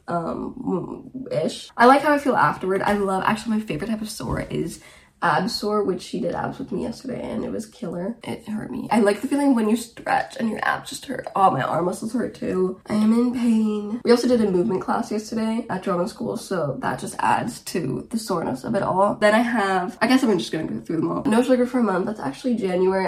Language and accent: English; Germany; also born or lived in Romania; now in Wigan, United Kingdom; I am originally from Romania, but I grew up in Germany and I currently live in the UK, uh, in Wigan, near Manchester